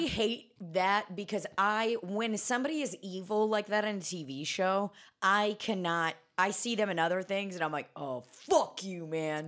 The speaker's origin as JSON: {"language": "English", "town": "Kansas City", "region": "Missouri", "country": "United States", "tie": "born or raised there", "moved": "yes", "said": "I grew up in Kansas City"}